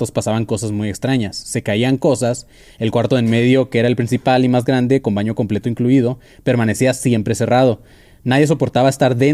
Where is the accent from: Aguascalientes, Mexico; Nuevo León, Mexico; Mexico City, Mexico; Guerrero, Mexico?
Mexico City, Mexico; Yo soy de Ciudad de México, soy letrada y viajaba como mi buen Lupis Trupis. Eh, pero me fui a probar suerte a Cancún.